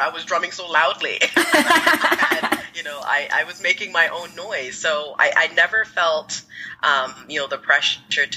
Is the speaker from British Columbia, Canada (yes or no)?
no; Toronto, Ontario, Canada; also born or lived in Ghana; I live in the Greater Toronto area